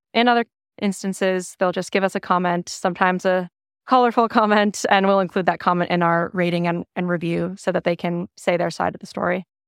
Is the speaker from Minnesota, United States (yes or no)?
yes; Minnesota, United States; moved away as an adult; now in Austin, United States; I'm a Minnesotan, uh, relocated to Austin two years ago